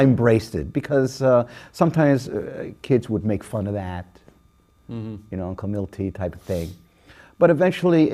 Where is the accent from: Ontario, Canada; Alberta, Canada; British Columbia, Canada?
Ontario, Canada; Toronto; I grew up in Toronto